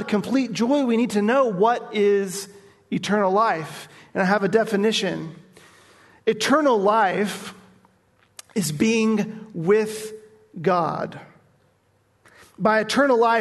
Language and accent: English; Nashville, Tennessee, United States; moved away; I grew up in Nashville